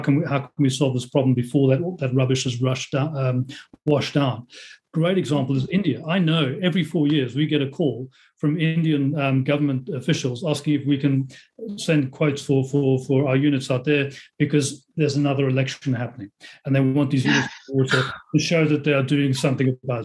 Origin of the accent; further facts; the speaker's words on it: Netherlands; Already in my home country, the Netherlands